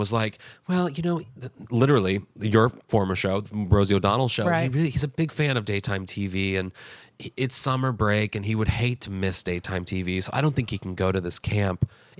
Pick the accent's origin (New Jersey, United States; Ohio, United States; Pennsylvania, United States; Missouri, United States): Missouri, United States; Kirkwood; Missouri. Yeah, yeah. I graduated from my hometown.